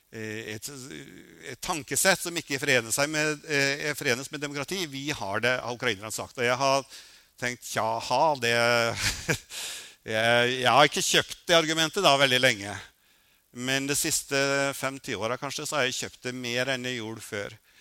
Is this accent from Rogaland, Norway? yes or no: no; Røros, Trøndelag, Norway; moved away; also born or lived in Oslo; jeg kommer fra Røros